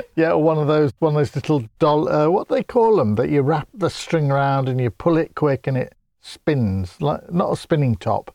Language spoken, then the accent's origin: English; Grimsby, Yorkshire and the Humber, United Kingdom; I come from Grimsby, and we're not known for the speaking so much